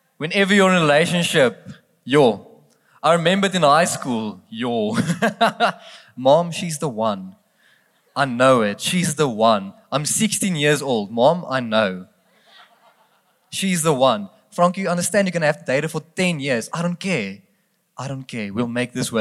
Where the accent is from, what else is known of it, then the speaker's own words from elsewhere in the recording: South Africa; accent: Afrikaans; first language Afrikaans; English is a second language; I'm not English. I'm very, very Afrikaans, so I'm already asking for excuses if I don't speak properly English tonight